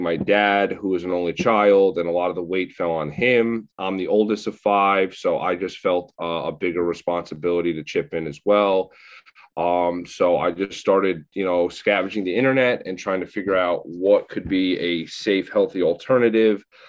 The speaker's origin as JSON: {"language": "English", "town": "Northport", "region": "New York", "country": "United States", "said": "I am from Northport, Long Island, 31 years old now"}